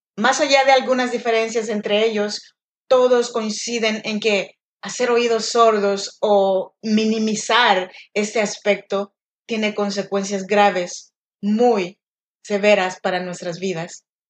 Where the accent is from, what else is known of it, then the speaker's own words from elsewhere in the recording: Chinantla region, Oaxaca, Mexico; now in Sacramento, United States; yo soy nacida en Oaxaca, México, en la región de Chinantecos, pero yo vivo y grabo este podcast desde Sacramento, California